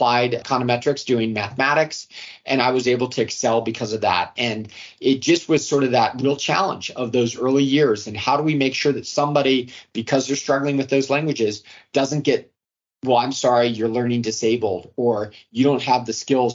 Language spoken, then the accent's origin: English; Arlington, United States; I grew up in Arlington, and that school district had the resources